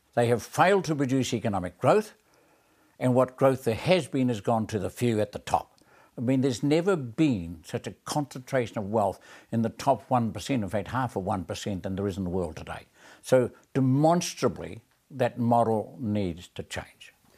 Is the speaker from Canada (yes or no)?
no; New Zealand; one of the great ethos of being a New Zealander, a Kiwi, is fairness